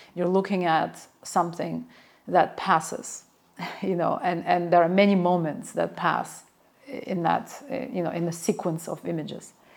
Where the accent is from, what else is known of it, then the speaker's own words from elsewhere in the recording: Baku, Azerbaijan; my memories of growing up in Baku in a similar courtyard